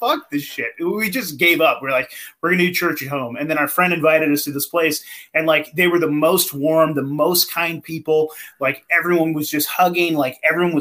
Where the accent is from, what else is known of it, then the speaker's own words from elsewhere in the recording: the Redwoods, California, United States; I grew up in the Redwoods, man, in the forest.